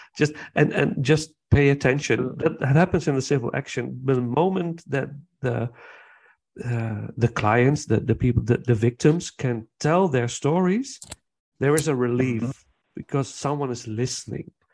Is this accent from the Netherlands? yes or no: yes; Nijmegen, Gelderland, Netherlands; English is a second language; my hometown and it, uh, where I came from. It's it's a town called Nijmegen